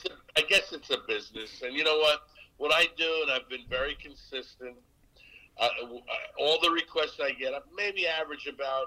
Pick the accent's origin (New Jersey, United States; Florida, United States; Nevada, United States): New Jersey, United States; Newark; I built one in Newark, in where I grew up, my hometown, the Newark Bears